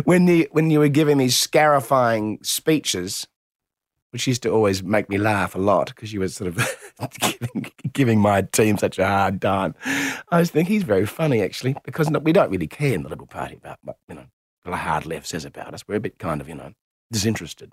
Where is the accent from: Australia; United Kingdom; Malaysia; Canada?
Australia; Adelaide, South Australia; I'm from Adelaide